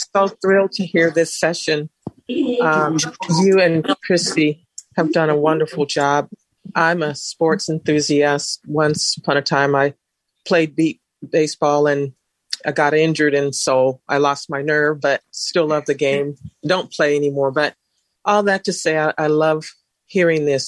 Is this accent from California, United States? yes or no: yes; Sacramento, California, United States; I am from Northern California, Sacramento to be specific